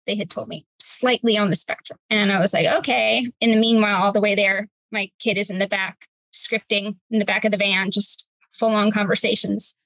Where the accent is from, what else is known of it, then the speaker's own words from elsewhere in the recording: Cypress, California, United States; I am a native of my hometown, Cypress, California, still live here.